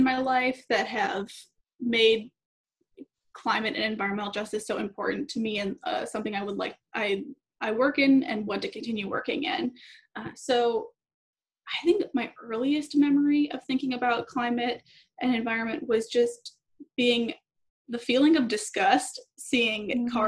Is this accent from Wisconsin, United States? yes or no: yes; Madison, Wisconsin, United States; I'm originally from Madison, Wisconsin